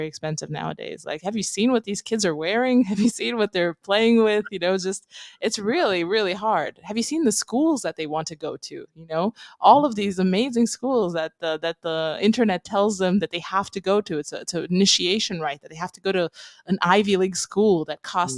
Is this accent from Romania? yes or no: yes; Romania; moved away as an adult; also born or lived in London, United Kingdom; I come from Romania. I lived in Eastern Europe most of my life.